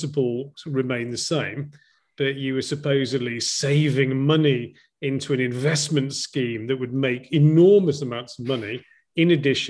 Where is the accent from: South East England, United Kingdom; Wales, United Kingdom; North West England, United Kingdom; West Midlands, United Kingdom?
Wales, United Kingdom; Llandudno; moved away as an adult; also born or lived in Cardiff / London / Hong Kong / Sydney; now in Vietnam; So I was born in Wales, just in case people confuse that for any other part in the UK, in a seaside resort called Llandudno.